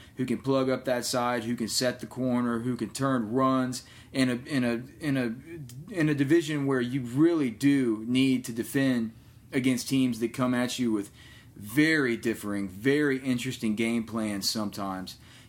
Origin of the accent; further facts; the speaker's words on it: Chicago, Illinois, United States; Back to my hometown. My digs. We're going to Chicago, going to Chi-Town